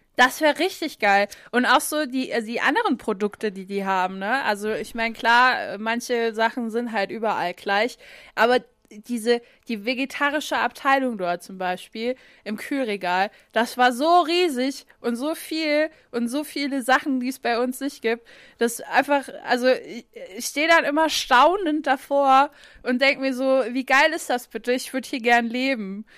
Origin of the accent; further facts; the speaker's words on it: Saarland, Germany; von uns Saarländern